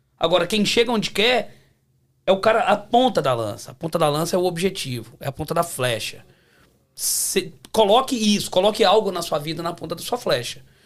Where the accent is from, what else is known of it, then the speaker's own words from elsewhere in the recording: Belo Horizonte, Minas Gerais, Brazil; moved away as an adult; now in Toronto, Canada; sou de Belo Horizonte.